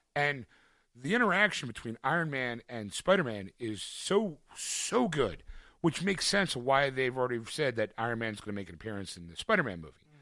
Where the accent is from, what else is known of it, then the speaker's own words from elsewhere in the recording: Philadelphia, Pennsylvania, United States; I can say I am from Philadelphia